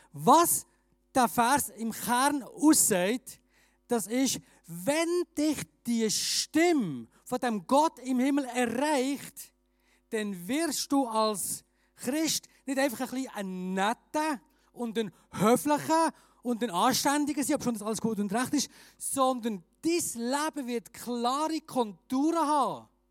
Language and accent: German; Bern, Switzerland; moved away as an adult; also born or lived in Graubünden; now in Chur, Switzerland; ich bin ursprünglich Berner